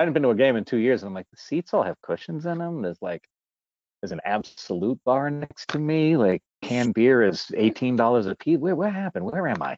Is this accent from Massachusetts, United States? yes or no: yes; Massachusetts, United States; I'm from Massachusetts in America